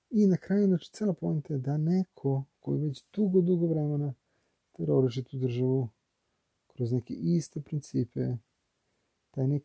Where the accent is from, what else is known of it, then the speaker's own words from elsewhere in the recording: Belgrade, Serbia; ja sam iz Beograda, ja, Srbija